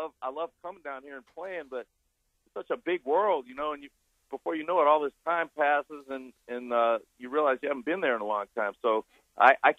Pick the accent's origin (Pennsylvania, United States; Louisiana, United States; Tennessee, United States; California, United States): Louisiana, United States; New Orleans; I grew up in New Orleans, which is a very musical town